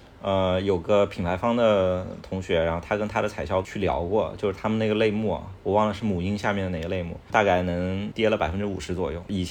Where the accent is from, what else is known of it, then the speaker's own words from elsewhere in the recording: Hangzhou, Zhejiang, China; 我是在杭州呃长大的